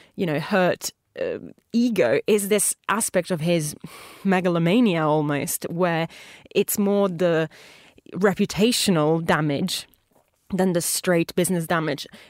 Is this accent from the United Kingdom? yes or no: no; Italy; moved away; a homage to my home country